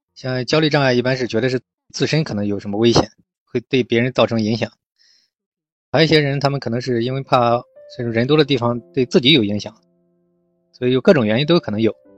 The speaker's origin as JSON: {"language": "Chinese", "country": "China", "said": "我们中国人嘛，就是这样，一个心理咨询也比较落后"}